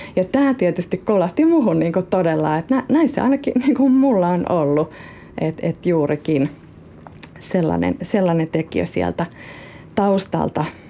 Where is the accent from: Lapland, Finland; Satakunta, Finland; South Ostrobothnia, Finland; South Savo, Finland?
South Ostrobothnia, Finland; accent: Ostrobothnian dialect; moved away as an adult; now in Helsinki, Finland; lapsuuden kodilla ja sillä ympäristöllä, missä on kasvanut. Ja mä oon syntynyt Etelä-Pohjanmaalla